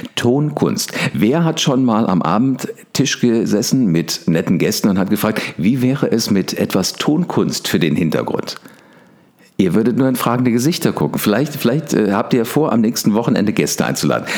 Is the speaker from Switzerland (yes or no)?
no; Wiesbaden, Hesse, Germany; ich war das einzige Nordlicht, Nordlicht, also ich komme aus Wiesbaden